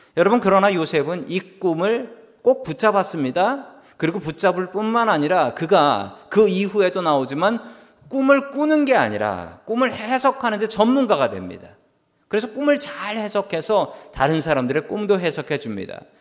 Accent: South Korea; now in United States; 나는 미국에서 살아가는 한국인이다

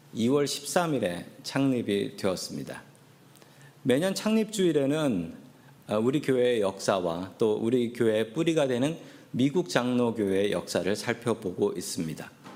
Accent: South Korea; also born or lived in San Francisco area, United States; now in United States; 제가 한국 사람인 것을 알면

